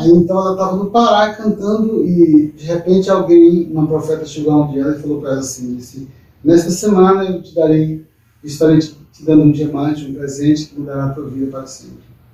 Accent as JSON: {"language": "Portuguese", "town": "Joselândia", "region": "Maranhão", "country": "Brazil", "tie": "born or raised there", "said": "nasci em Altamira, uma pequena cidade do estado do Maranhão, perto de Triunfo Freire, aquela coisa mas eu, eu me criei mesmo em Josalândia, na cidade que eu pertenço hoje. Josalândia, Maranhão"}